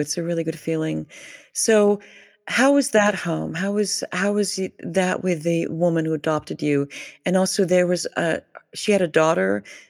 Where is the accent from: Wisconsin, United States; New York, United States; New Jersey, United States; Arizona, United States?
New Jersey, United States; I'm from Jersey, so just up the road from where you were raised.